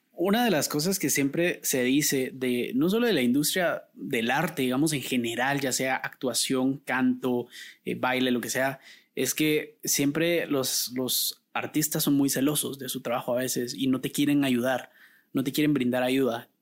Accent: Guatemala; los guatemaltecos tenemos un acento neutral

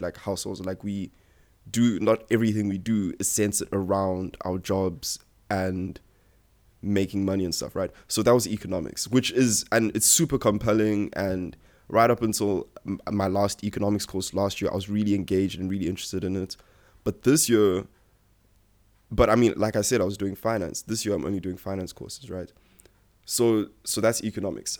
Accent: South Africa; my parents literally moved here from Nigeria a year after I was born. Um, I've lived my whole life in South Africa

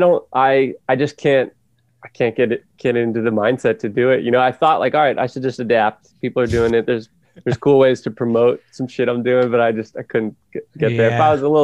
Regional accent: Calistoga, California, United States; my hometown

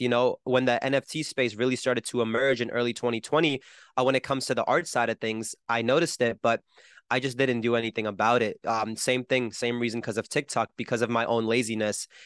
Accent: New Jersey, United States; I'm from Jersey where I don't know a single musician

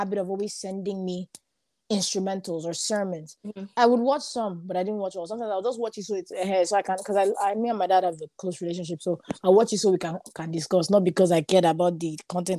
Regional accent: Dublin, Leinster, Ireland; moved away; also born or lived in Limerick; I'm from Dublin. Dublin is the capital city, and that's where all my friends are, everybody that I know.

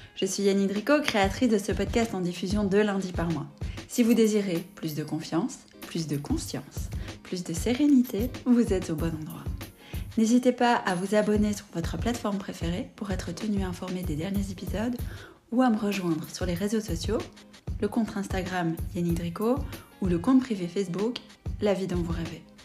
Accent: Belgium; chez nous en Belgique

